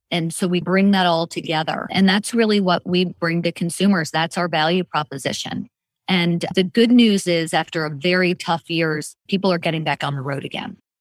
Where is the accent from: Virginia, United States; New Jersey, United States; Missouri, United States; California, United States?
Virginia, United States; McLean; also born or lived in Washington, D.C.; I am born and raised in the Washington, D.C. area, born and raised in McLean, Virginia